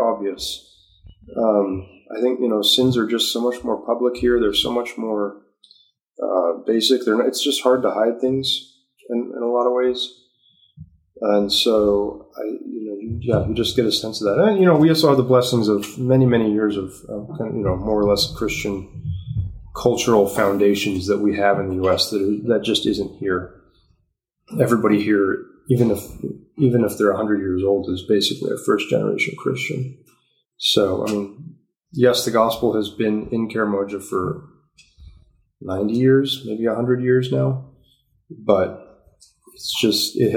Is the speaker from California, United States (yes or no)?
yes; San Diego, California, United States; moved away as an adult; now in Uganda; I'm from San Diego